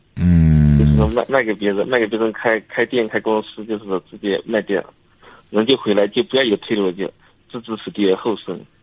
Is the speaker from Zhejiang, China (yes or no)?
yes; Lishui, Zhejiang, China; moved away as an adult; now in Italy; 我是浙江丽水的